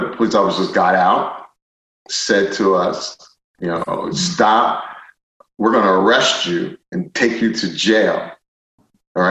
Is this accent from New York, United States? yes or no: no; Philadelphia, Pennsylvania, United States; I grew up in Philadelphia